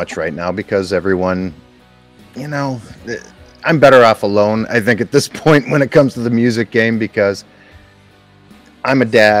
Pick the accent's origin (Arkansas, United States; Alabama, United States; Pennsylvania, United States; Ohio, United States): Pennsylvania, United States; Scranton; I'm from the Scranton area, Scranton, Pennsylvania.